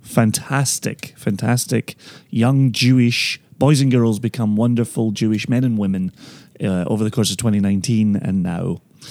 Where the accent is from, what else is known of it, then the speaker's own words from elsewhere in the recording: Scotland, United Kingdom; I am the Scotsman on the beach.